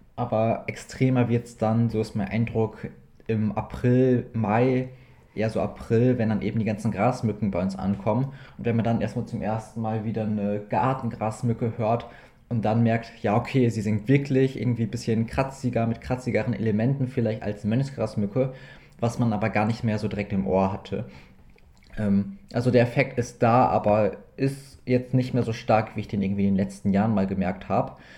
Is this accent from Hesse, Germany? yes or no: no; East Frisia, Lower Saxony, Germany; bei uns in Ostfriesland